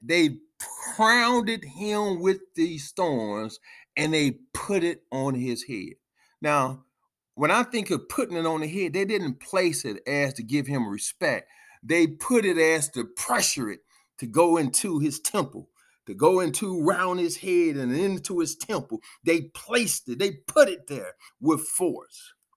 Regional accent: United States; we as American, um, ancest-, ancestors of those who had to go through the time of being whipped

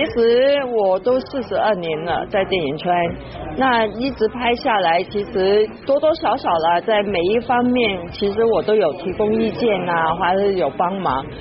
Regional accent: Shandong, China; 我们山东人有什么大事情的时候都会吃元宝。

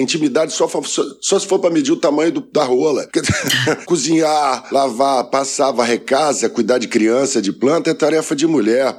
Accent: Mogi das Cruzes, São Paulo, Brazil; quando eu nasci ela era menor ainda. Mogi das Cruzes, a última estação de trem do subúrbio lá de São Paulo.

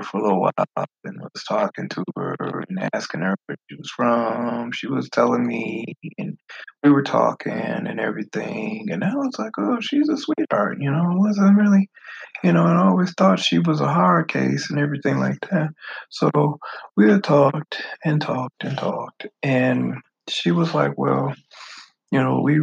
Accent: the North, United States; moved away; I'm from the North.

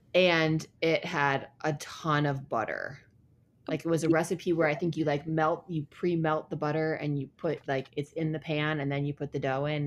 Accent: Ann Arbor, Michigan, United States; moved away; in my hometown there's a place called Zingerman's and there it's like a really famous deli

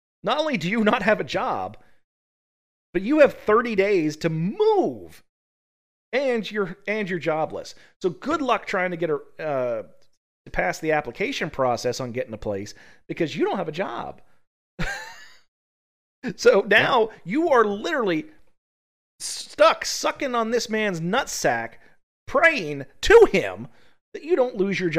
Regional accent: Appalachia, United States; So, you know, we're both from Appalachia.

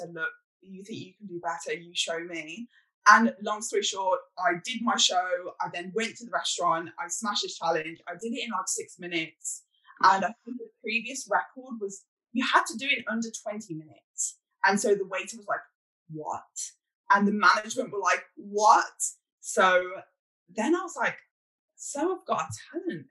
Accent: United Kingdom; I'm British

